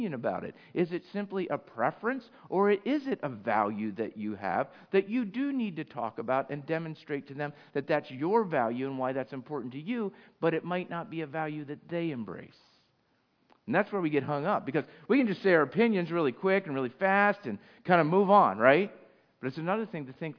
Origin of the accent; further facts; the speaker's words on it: United States; I'm just American. I'm North American. I'm from the United States of America